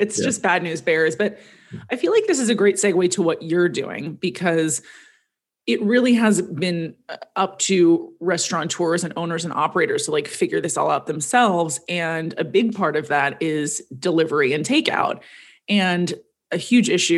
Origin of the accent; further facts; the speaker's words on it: Los Angeles, California, United States; growing up in the Valley